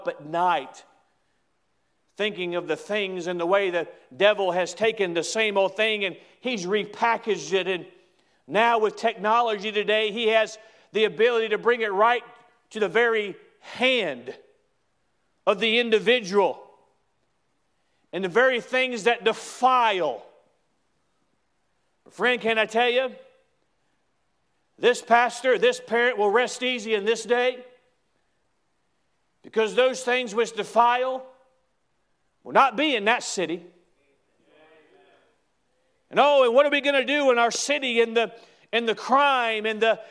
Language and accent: English; United States; as an American